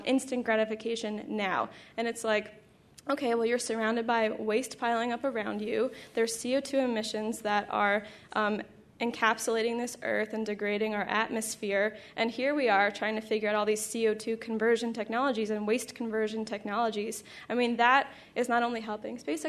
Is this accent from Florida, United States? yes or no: no; New York, United States; so I'm from New York